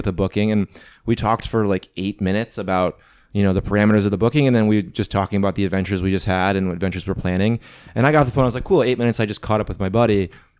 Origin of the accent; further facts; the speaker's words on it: Midwest, United States; And I mean, we're lucky that we're both from the Midwest.